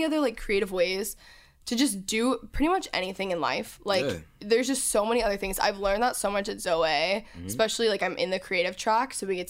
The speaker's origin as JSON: {"language": "English", "region": "the South", "country": "United States", "tie": "born or raised there", "said": "growing up in the South, again, this is not bad towards any of these people"}